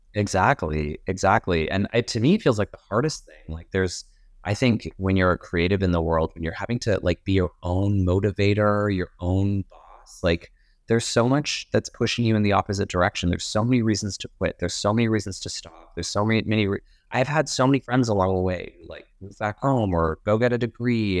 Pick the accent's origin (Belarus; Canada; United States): Canada; Edmonton, Alberta; also born or lived in Calgary; I was living in Calgary and my parents are, and I'm originally from Edmonton.